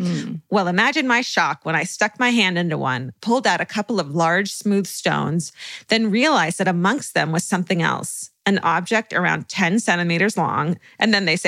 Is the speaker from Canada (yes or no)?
no; Wales, United Kingdom; I grew up in South Wales, UK, and when we were kids, my parents would take my sister and I to a lot of historical sites and museums on weekends and during school holidays.